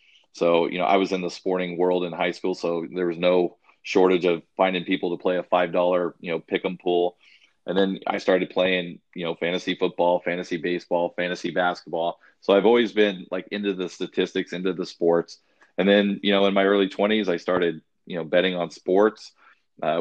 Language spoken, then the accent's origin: English; Arizona, United States; I'm from Arizona, so we went to Phoenix Greyhound Park. I was 7 years old